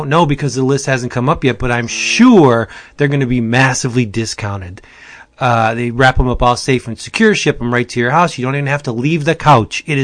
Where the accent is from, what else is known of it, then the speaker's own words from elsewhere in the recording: Pennsylvania, United States; Hey, I'm from Pennsylvania.